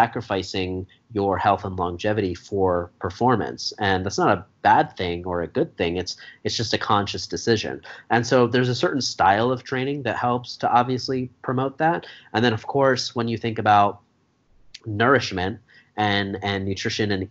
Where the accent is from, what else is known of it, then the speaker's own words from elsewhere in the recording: Eagleville, Pennsylvania, United States; now in Philadelphia, United States; I grew up in Eagleville.